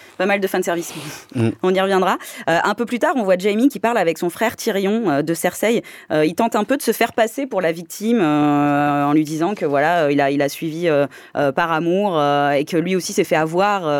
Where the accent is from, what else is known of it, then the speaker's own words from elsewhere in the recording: France; chez nous en France